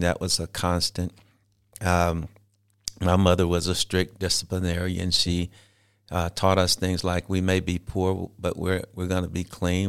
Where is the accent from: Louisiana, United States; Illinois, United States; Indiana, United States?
Louisiana, United States; Shreveport; I was born and raised in Shreveport, Louisiana.